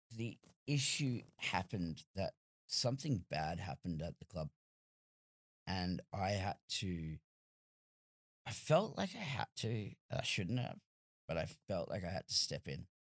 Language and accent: English; Australia; as an Australian